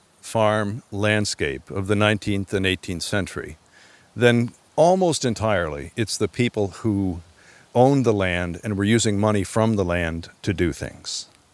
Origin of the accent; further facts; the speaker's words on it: Upper Midwest, United States; also born or lived in Alaska; now in Connecticut, United States; Well, I moved here from Alaska, and I had grown up in the sort of Scandinavian Midwestern, upper Midwest heritage, where you don't see any stone walls whatsoever. And I moved here from Alaska in 1984